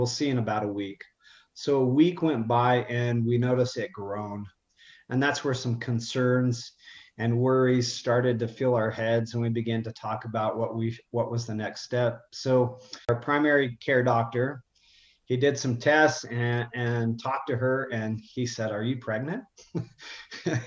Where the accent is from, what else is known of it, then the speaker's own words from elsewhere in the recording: Utah, United States; I'm from Utah, so I'm born and raised, and I don't live too far from my family